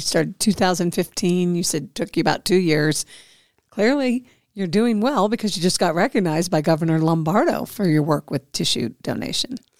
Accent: Midwest, United States; now in Nevada, United States; coming from back Midwest

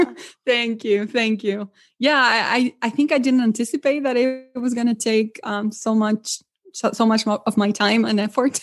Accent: Argentina; English is a second language; moved away as an adult; now in Milwaukee, United States; I'm originally from Argentina

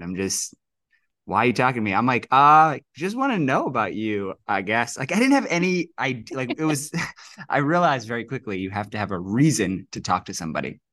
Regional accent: New York City, New York, United States; that's where I grew up, and that's where I spent my whole childhood, sort of around Stuyvesant Town, Gramercy Park, East Village.

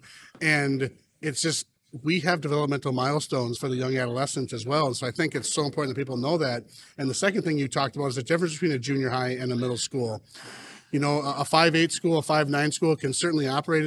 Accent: Watertown, South Dakota, United States; I'm a middle school principal in Watertown, South Dakota, not Wisconsin, not New York

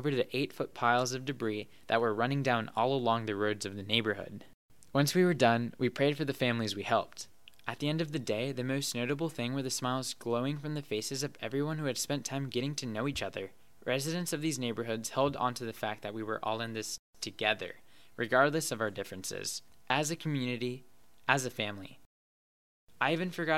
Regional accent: Wilmington, North Carolina, United States; my hometown, Wilmington, North Carolina

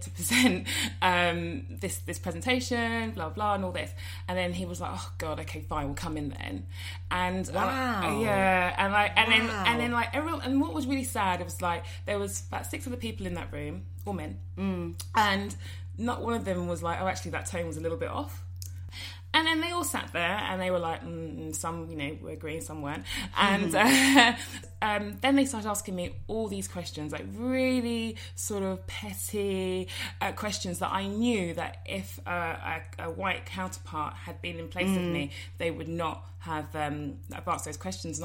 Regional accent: London, United Kingdom; I grew up in Finchley. So it's quite a Jewish area in North London

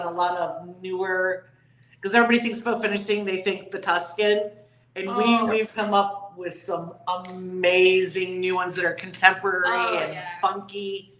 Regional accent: outside Rockford, Illinois, United States; now in Naples, United States; Outside of Rockford.

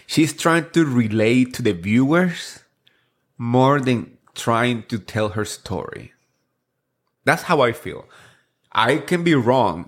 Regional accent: New Jersey, United States; I grew up here and in Jersey

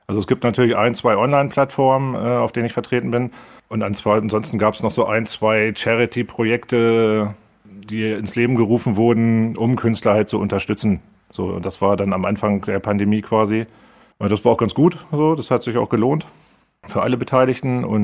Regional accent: Lehrte, Lower Saxony, Germany; born there; Ja, also ich bin in Lehrte geboren, äh, ist eine kleine Stadt im, im Landkreis Hannover.

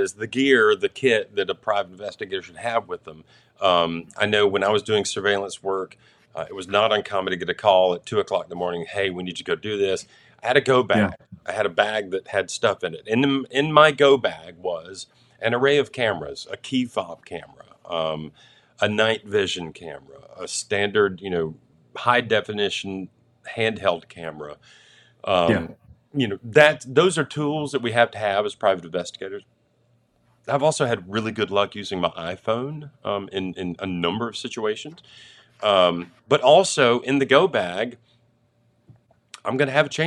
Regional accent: West Tennessee, United States; I grew up in West Tennessee

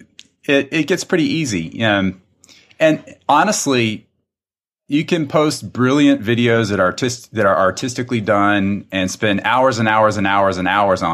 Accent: South Carolina, United States; accent: drawl; moved away; I'm originally from South Carolina

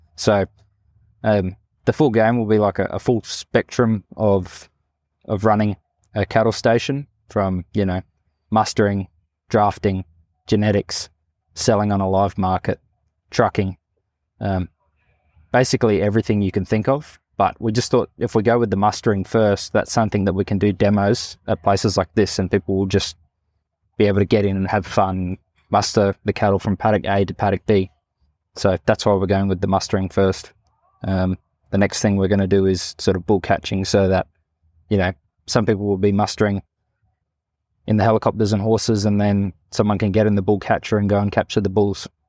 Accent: Northern Territory, Australia; also born or lived in Katherine; I grew up here in the Northern Territory

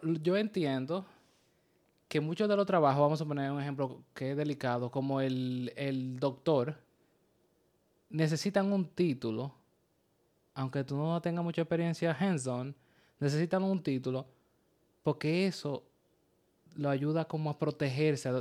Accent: Dominican Republic; also born or lived in New York area; now in New York, United States; Somos una pareja dominicana viviendo el día a día en el área de Nueva York

